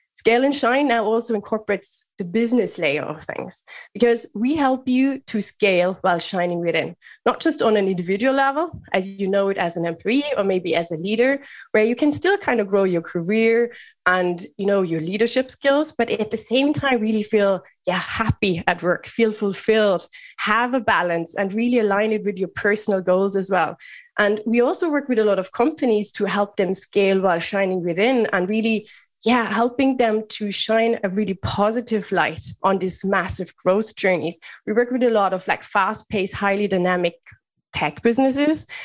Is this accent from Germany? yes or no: yes; Bavaria, Germany; moved away as an adult; also born or lived in United Kingdom / Netherlands / France; now in Dublin, Ireland; Germany is where I grew up in lovely Bavaria